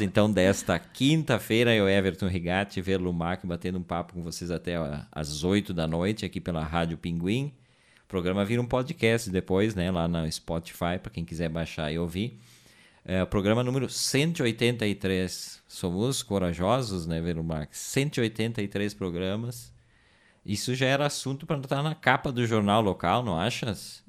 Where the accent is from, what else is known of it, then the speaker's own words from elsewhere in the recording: Brazil; nós somos brasileiros